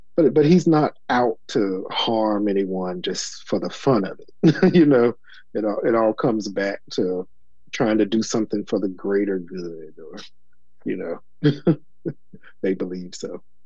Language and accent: English; Elizabeth City, North Carolina, United States; moved away; also born or lived in New York City; I grew up in Elizabeth City, which is also a small town